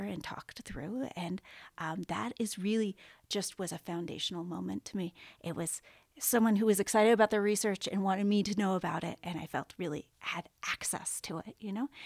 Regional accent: Southern California, United States; I grew up in Southern California, right next to the beach

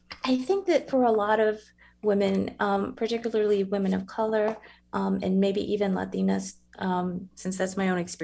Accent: San Antonio, Texas, United States; So I grew up in San Antonio, obviously, born and raised there

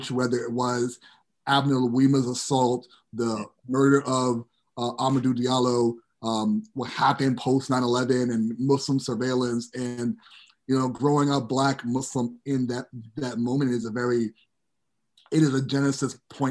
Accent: New York City, New York, United States; growing up in New York City and then in the suburbs of New York City

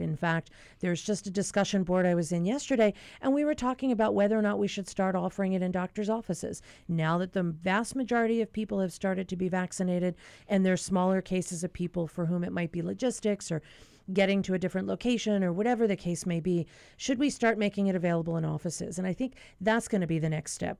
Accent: Pennsylvania, United States; moved away; my home state of Pennsylvania

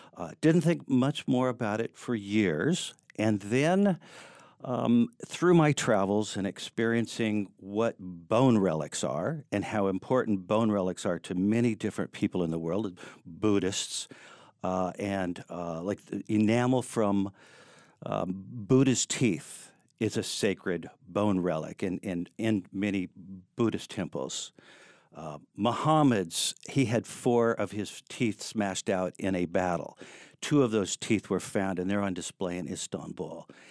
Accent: Seattle, Washington, United States; moved away as an adult; also born or lived in San Diego; now in Chico, United States; I grew up in Seattle

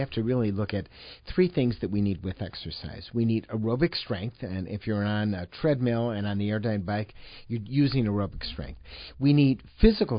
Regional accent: Chicago, Illinois, United States; moved away as an adult; now in Madison, United States; I was born and raised in Chicago and then went up to Madison, Wisconsin

